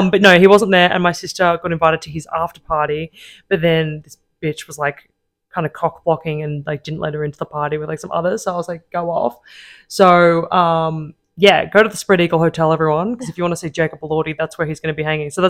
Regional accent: Australia; I think Australia, like, I'm being biased, obviously, because I am Australian

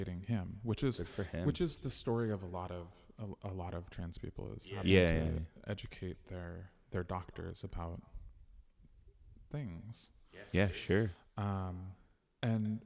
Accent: United States; now in Germany; transitioning in Germany as an American

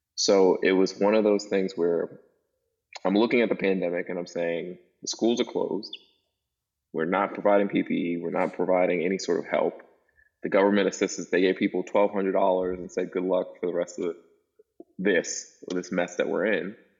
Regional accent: New York City, New York, United States; now in Virginia, United States; I grew up in Brooklyn, New York

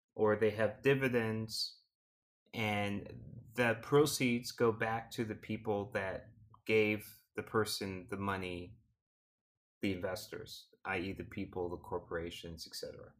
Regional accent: Canada

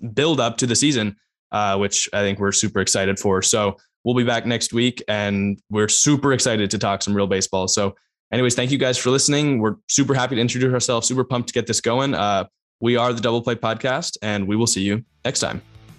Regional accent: Bay Area, California, United States; I'm also from the Bay Area.

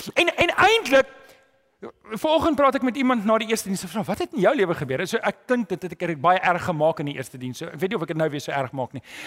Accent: South Africa; Ek weet as Afrikaner

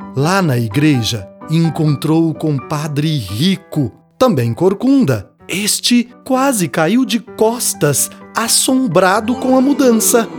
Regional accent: Minas Gerais, Brazil; Minha mãe fez um bornal jornal para eu levar meu material para a escola quando eu era pequeno, lá em Minas

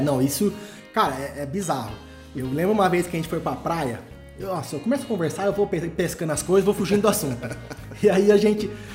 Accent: Araraquara, São Paulo, Brazil; now in Poços de Caldas, Brazil; eu sou natural de Araraquara

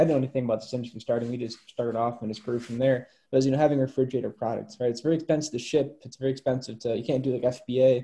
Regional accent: Michigan, United States; moved away as an adult; also born or lived in Chicago; now in Florida, United States; I live in Florida right now, but I'm from Michigan. I'm home for a couple of days.

